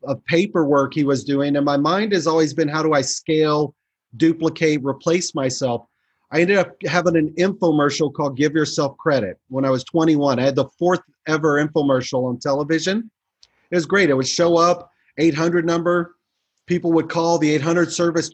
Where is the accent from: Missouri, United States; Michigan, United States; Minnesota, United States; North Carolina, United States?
Missouri, United States; Kansas City; moved away as an adult; now in Chicago, United States; grew up in Kansas City, sports there, moved to Chicago years ago